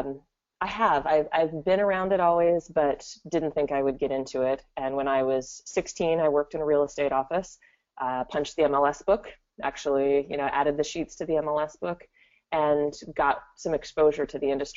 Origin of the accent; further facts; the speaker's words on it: Gig Harbor, Washington, United States; also born or lived in Tacoma, Washington; I am originally from Gig Harbor, Washington, which is just across two bridges from Tacoma. So I'm local